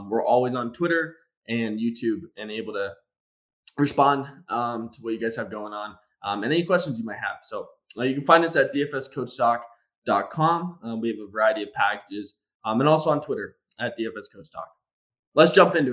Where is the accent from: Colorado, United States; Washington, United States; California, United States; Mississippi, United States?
Colorado, United States; Denver; I'm from the Denver area